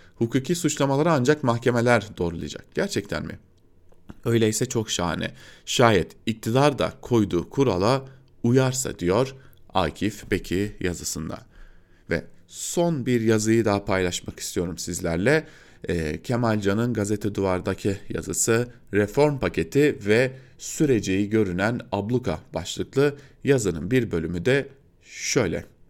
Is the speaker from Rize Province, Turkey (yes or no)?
no; Diyarbakır, Diyarbakır Province, Turkey; moved away as an adult; ben de Diyarbakırlıyım. Orada doğdum, orada büyüdüm